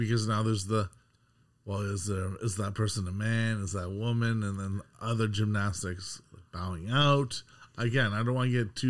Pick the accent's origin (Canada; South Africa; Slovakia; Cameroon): Canada